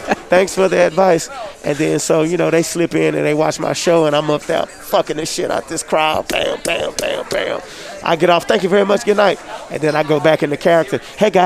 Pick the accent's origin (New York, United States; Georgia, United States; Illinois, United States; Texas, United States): Texas, United States; Houston; I'm from Houston, Texas